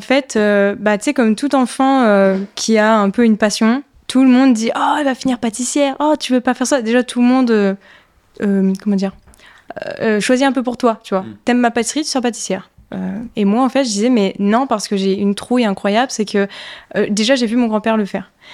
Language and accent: French; Ardennes, Grand Est, France; born or raised there; also born or lived in Toulon